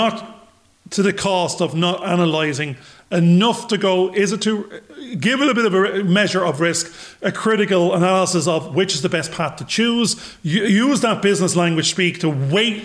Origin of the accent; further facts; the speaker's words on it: Ireland; I'm a bald 52-year-old Irish bloke